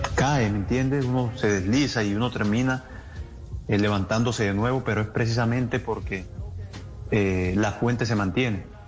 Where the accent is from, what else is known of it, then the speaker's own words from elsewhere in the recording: Colombia; Colombia es un país creyente en, Dios